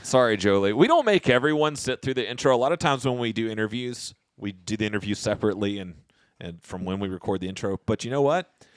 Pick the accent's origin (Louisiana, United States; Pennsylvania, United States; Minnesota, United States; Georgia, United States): Georgia, United States; South; for people who grew up in South Georgia